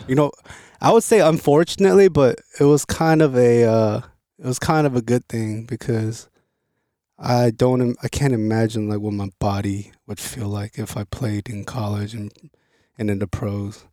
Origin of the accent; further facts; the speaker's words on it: Los Angeles, California, United States; also born or lived in Seoul, South Korea; I grew up in L